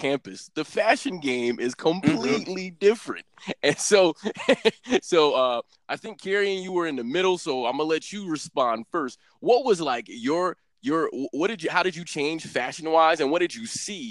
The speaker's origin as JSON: {"language": "English", "region": "New York", "country": "United States", "moved": "yes", "said": "I'm from New York"}